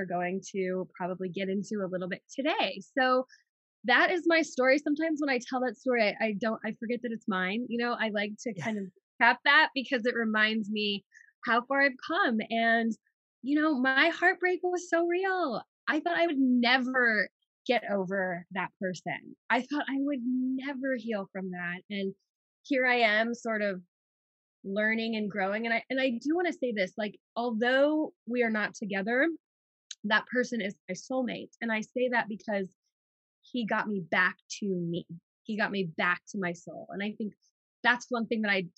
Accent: New York City, New York, United States; moved away as an adult; now in Haleiwa, United States; I'm like a New Yorker. I spent most of my life in New York City

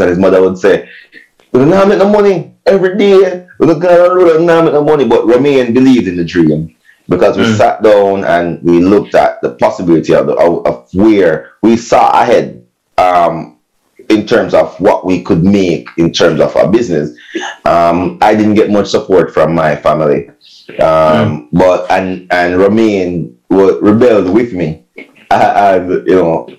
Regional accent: Saint Mary, Jamaica; moved away; also born or lived in Kingston, Jamaica; I had a group that I used to rock with when I was back in St. Mary. I'm from St. Mary

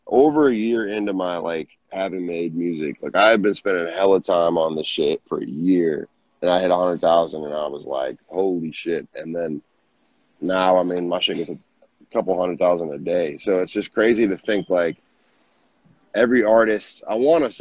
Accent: Minnesota, United States; I'm from Minnesota

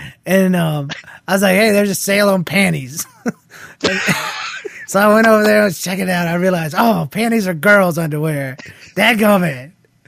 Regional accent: Australia; Well, I'm from Australia, like Aussie Jeff. I hear that we're a lot like Canadians, except we do the whole milk thing.

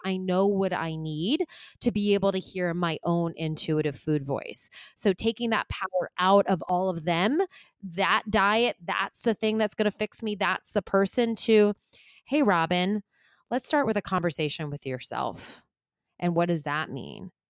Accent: Long Island, New York, United States; now in New York City, United States; I grew up on Long Island

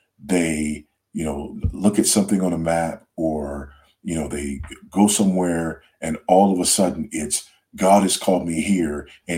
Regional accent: United States; No, I am absolutely not an African. I am an American through and through.

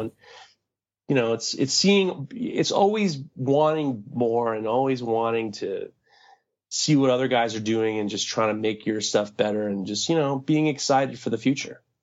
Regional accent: New York City, New York, United States; growing up in New York City, I, I grew up with, uh, the artist, uh, Keith Haring

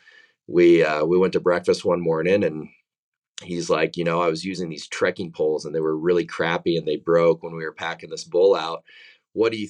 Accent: Dallas, Texas, United States; now in Bozeman, United States; I grew up in the Dallas, Texas area, just kind of a Northeast Texas farm kid

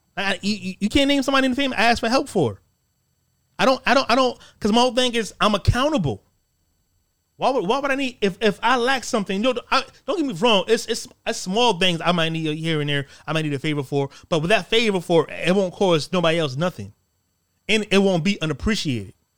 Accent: United States; I'm Black American

